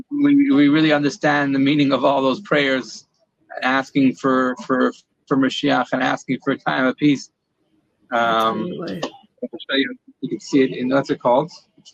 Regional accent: Morristown, New Jersey, United States; moved away as an adult; now in Israel; I was born in Morristown, New Jersey. I grew up all my childhood and yeshiva

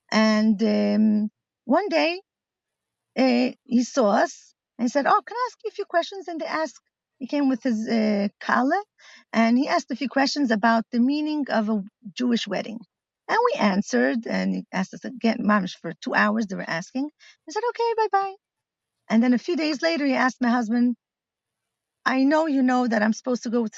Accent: Milan, Lombardy, Italy; English is a second language; now in Israel; Uh-huh. My parents are shlichas in Milan. And I grew up in Shlichus

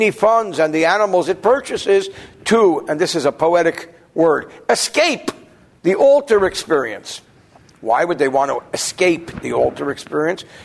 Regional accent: New Jersey, United States; So what do I know? I'm from New Jersey.

